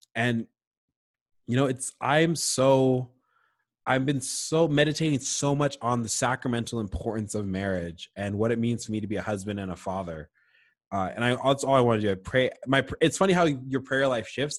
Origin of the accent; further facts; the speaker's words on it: Nova Scotia, Canada; growing up in Nova Scotia.